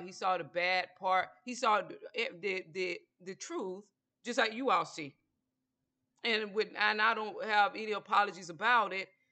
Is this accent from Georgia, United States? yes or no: yes; Georgia, United States; I'm from Georgia